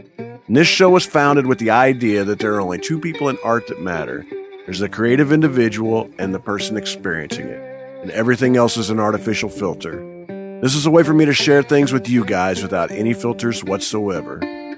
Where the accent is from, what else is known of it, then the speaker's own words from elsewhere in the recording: Midwest, United States; Now, I'm a Midwesterner. I grew up in the Midwest, and we would get 8 inches of snow